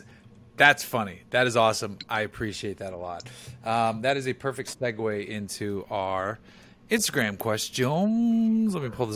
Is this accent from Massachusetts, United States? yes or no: yes; Boston, Massachusetts, United States; accent: Boston; I would have yelled my Boston accent at him.